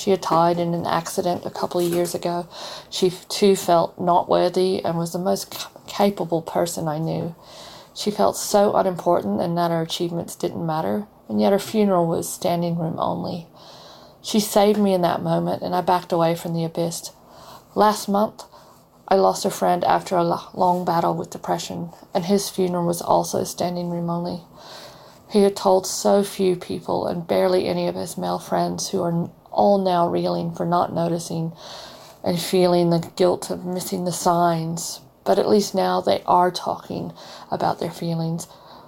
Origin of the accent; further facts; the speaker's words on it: Texas, United States; now in Perth, Australia; I'm originally from Texas, but I live now in Perth, Australia.